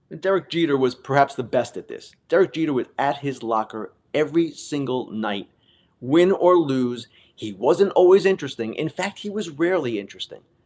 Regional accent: Long Island and Queens, New York, United States; I grew up on Long Island and in Queens

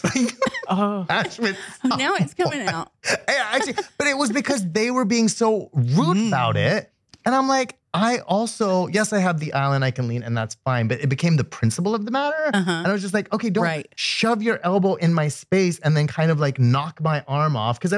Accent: Canada; so I'm Canadian

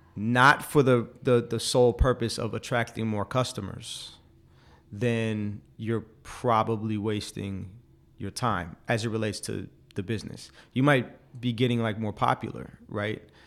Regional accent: forty minutes from Silicon Valley, California, United States; also born or lived in China; I didn't know about Silicon Valley, even though I grew up, like, forty minutes from there

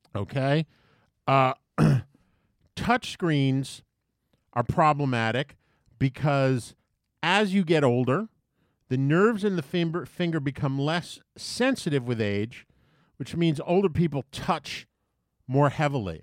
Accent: U.S. Virgin Islands; moved away; Growing up in the Caribbean, in Saint Thomas.

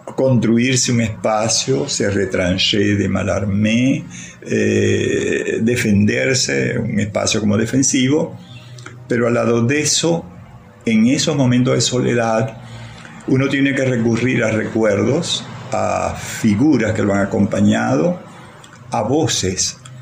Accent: Maracaibo, Zulia, Venezuela; accent: maracucho; yo hablo muy maracucho, me siento muy maracucho, estoy aquí enraizado todavía, pero cuando hablo, hablo como un antiguo maracucho

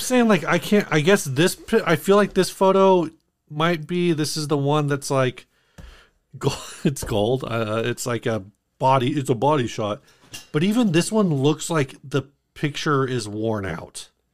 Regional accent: United States; as an American

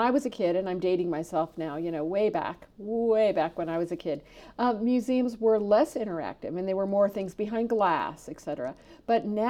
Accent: Indianapolis, Indiana, United States; here in Indianapolis, my hometown.

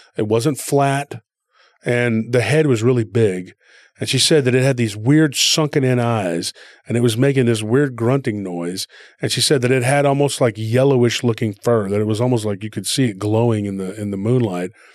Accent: Texas, United States; I was from Texas

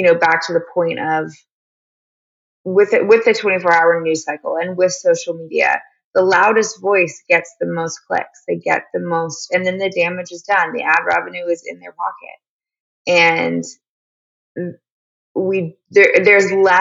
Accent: Dallas, Texas, United States; I'm from Dallas, Texas

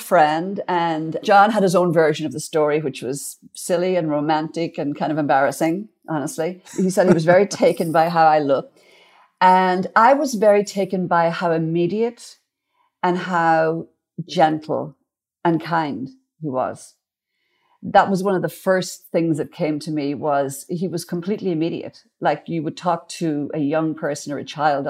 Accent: Ardara, Ulster, Ireland; accent: Irish; moved away as an adult; also born or lived in Dublin, Ireland; now in Nashville, United States; I grew up in Ardrah, County Donegal, which is in the northwest of Ireland

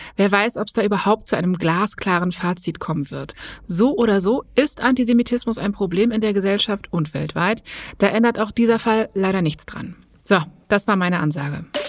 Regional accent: Berlin, Germany; als gebürtige Berlinerin

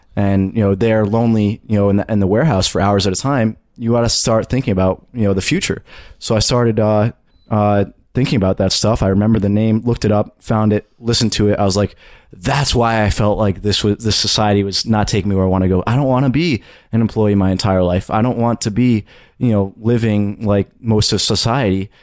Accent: suburbs of New York City, United States; I'm from the suburbs of New York City

